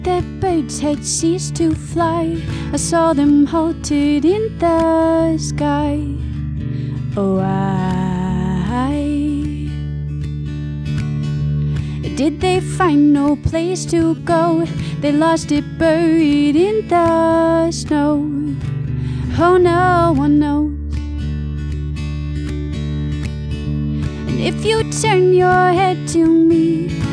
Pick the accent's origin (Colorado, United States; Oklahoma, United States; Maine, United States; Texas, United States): Maine, United States; moved away; also born or lived in Vermont; I grew up in Maine